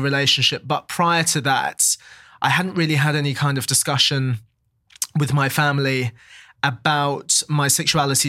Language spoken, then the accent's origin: English; London, United Kingdom; I was born there, I've always lived there